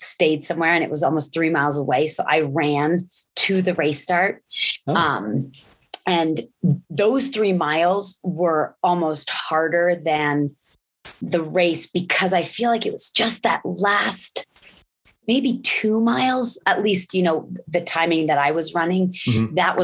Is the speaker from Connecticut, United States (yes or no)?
yes; Connecticut, United States; also born or lived in Germany / Colorado; I grew up in Connecticut